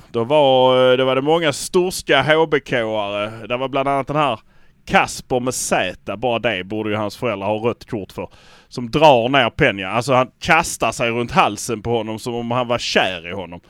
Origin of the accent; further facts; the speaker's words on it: Malmö, Skåne, Sweden; vi är från Malmö